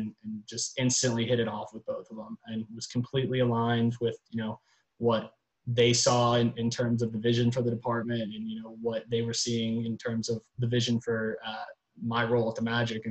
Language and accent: English; Gainesville, Florida, United States; I grew up in Gainesville, Florida, about an hour and a half up the road from Orlando.